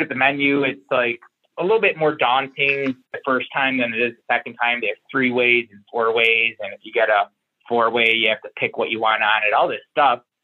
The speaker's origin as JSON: {"language": "English", "town": "Syracuse", "region": "New York", "country": "United States", "tie": "born or raised there", "also_born_or_lived": "Buffalo, New York", "moved": "yes", "said": "I'm from Syracuse, New York"}